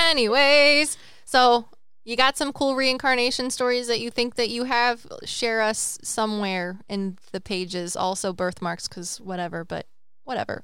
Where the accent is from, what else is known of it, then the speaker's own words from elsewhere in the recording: United States; I'm American, so that's a culture, right?